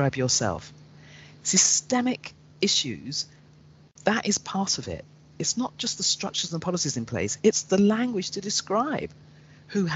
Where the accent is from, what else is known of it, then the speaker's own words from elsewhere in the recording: London, United Kingdom; growing up in London